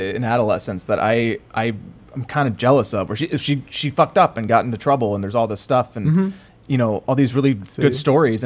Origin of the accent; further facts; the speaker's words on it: the South, United States; growing up in the South